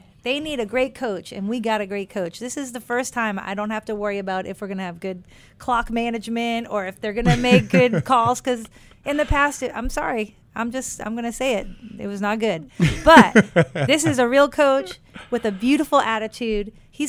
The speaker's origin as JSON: {"language": "English", "region": "New England", "country": "United States", "tie": "born or raised there", "said": "I grew up in New England."}